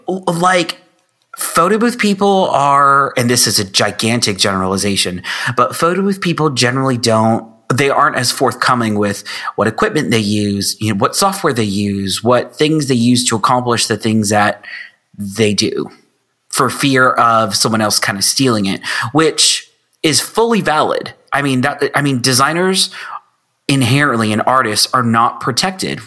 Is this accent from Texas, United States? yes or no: yes; Texas, United States; I am from Texas